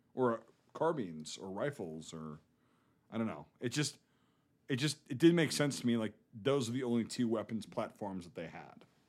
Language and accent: English; Northern Midwest, United States; accent: Northern Midwest American; my accent, like a Midwest, North, like Northern Midwest American